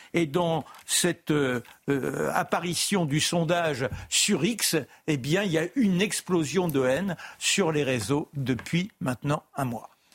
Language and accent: French; France; je suis fier d'être français. Je suis viscéralement français.